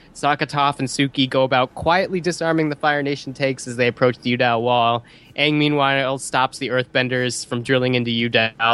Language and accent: English; the West, United States; growing up in the West